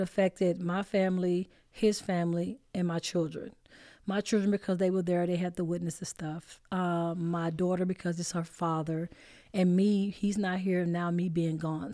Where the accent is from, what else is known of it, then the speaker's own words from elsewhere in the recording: Dallas, Texas, United States; I'm from Oak Cliff